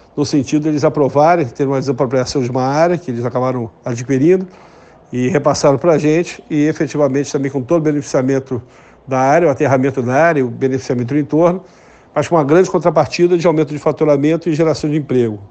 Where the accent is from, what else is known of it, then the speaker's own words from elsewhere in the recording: Rio de Janeiro, Brazil; moved away; also born or lived in Igrejinha, Rio Grande do Sul; Eu, como carioca